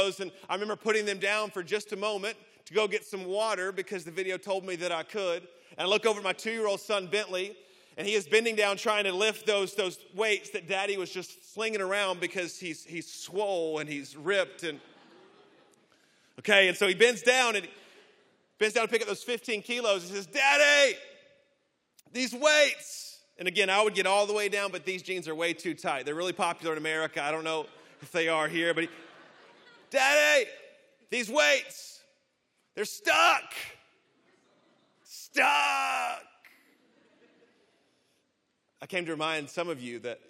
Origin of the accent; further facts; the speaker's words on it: Birmingham, Alabama, United States; accent: Southern; now in Orlando, United States; I am from Orlando, Florida, originally from Birmingham, Alabama. You may hear the accent a little bit, a little slower in the South.